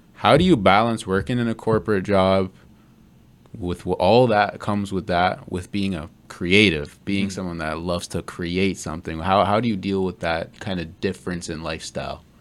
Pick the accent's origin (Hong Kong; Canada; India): Canada; I'm Canadian, but I've never been like a like a Canadian Canadian